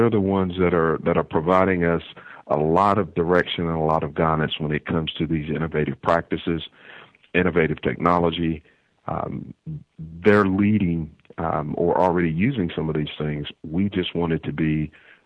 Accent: North Carolina, United States; moved away as an adult; now in Indiana, United States; from North Carolina, raised on a farm there.

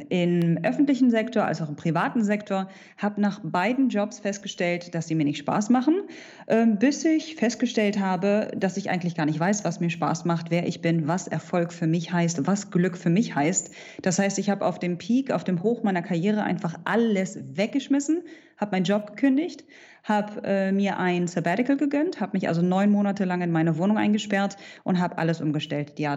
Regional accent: Hanover, Lower Saxony, Germany; now in Dubai, United Arab Emirates; ich bin vor zehn Jahren aus Hannover ausgewandert und lebe mittlerweile in Dubai in den Vereinigten Arabischen Emiraten.

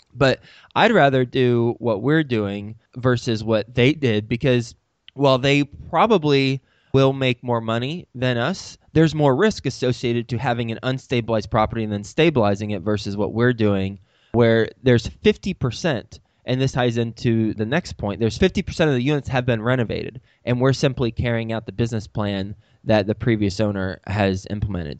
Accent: Dallas, Texas, United States; moved away as an adult; also born or lived in Lubbock, Texas / New York City; I'm from Dallas, Fort Worth. I know the area very, very well

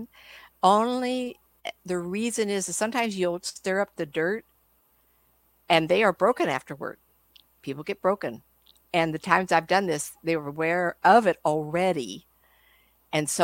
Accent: California, United States; I'm from California

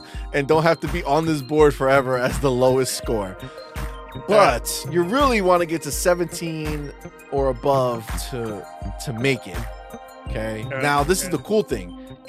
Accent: New Jersey, United States; Fun fact: we're actually from New Jersey, but we migrated up here.

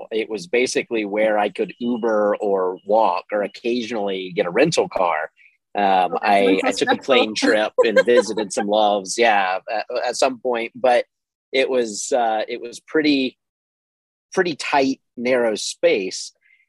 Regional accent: the South, United States; moved away as an adult; I grew up in the South and I hated the summers. I have not spent a summer in the South, despite having lived there for a long time, in almost 10 years.

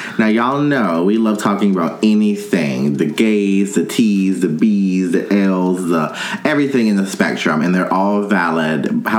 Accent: North Carolina, United States; I grew up in North Carolina, North Carolina.

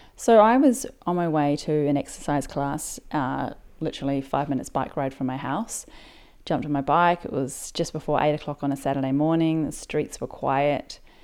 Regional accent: New Zealand; now in Sydney, Australia; I live in Sydney, Australia, but I'm originally from New Zealand.

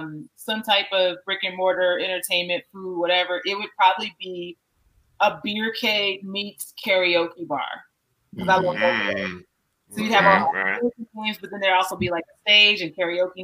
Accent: Chicago, Illinois, United States; moved away as an adult; also born or lived in New York; now in Colorado, United States; when I was a kid growing up in Chicago.

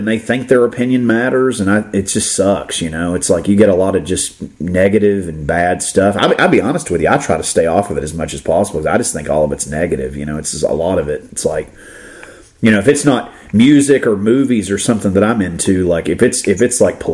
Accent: Florida, United States; I grew up in Florida

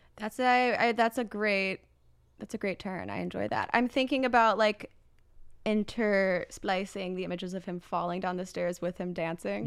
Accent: Indiana, United States; moved away; I'm just from Indiana

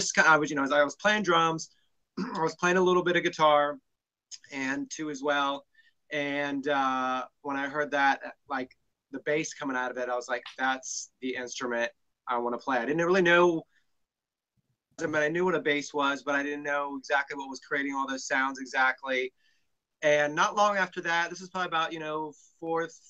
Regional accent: Cincinnati, Ohio, United States; I grew up in Cincinnati, Ohio, which is where I still live today.

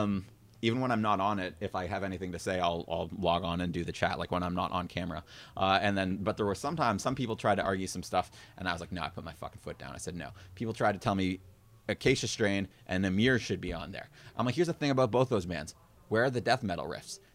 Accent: Kitchener, Ontario, Canada; moved away as an adult; now in Toronto, Canada; I grew up in Kitchener. I moved to Toronto, like, out by Humber five, five or six years ago

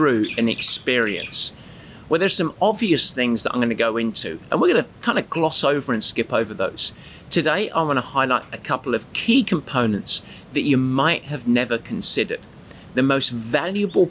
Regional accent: England, United Kingdom

